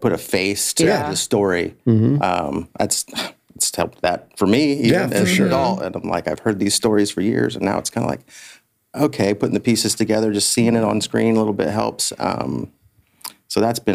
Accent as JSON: {"language": "English", "area": "west of Warsaw, Kosciusko County", "region": "Indiana", "country": "United States", "tie": "born or raised there", "said": "We grew up in Edna Green"}